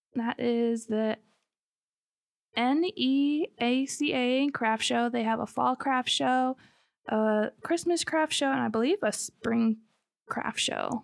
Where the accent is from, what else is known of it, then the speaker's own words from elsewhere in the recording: Michigan, United States; moved away as an adult; also born or lived in southern Alabama; now in Alabama, United States; we are originally from Michigan. We moved here a couple years ago